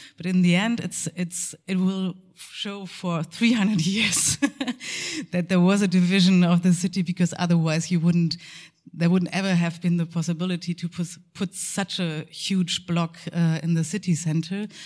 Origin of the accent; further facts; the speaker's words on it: Münster, North Rhine-Westphalia, Germany; my hometown in uh, Münster